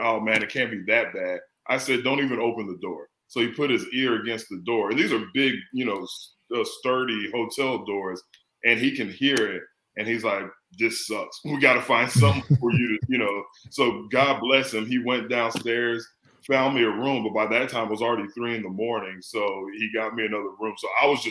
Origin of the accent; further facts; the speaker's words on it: San Antonio, Texas, United States; moved away as an adult; also born or lived in Philadelphia; growing up in San Antonio